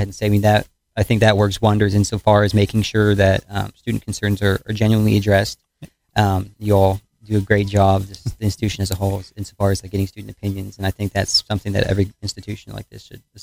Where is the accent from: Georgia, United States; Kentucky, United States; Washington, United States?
Kentucky, United States; Owensboro; I'm from the Owensboro area, not originally. My family's been here for 15 years now, so I've practically grown up here